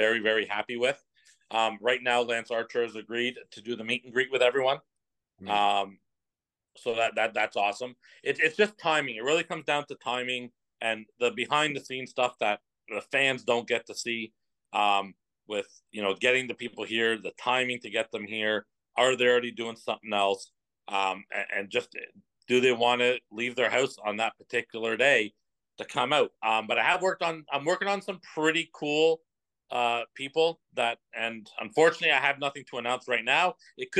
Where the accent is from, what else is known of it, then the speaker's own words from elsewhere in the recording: Oshawa, Ontario, Canada; Oshawa. It's my hometown